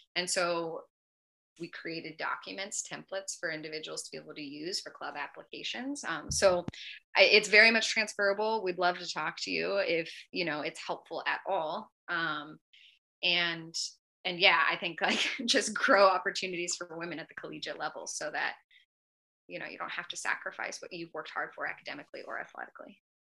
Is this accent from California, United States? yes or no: yes; Northern California, United States; I'm from California. I'm from Northern California